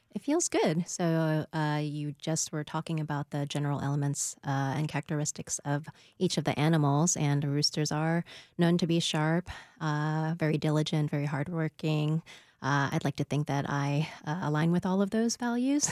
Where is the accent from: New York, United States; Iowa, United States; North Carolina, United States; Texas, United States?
New York, United States; now in Nashville, United States; my parents immigrated over from Taiwan in the seventies, and I was born in New York.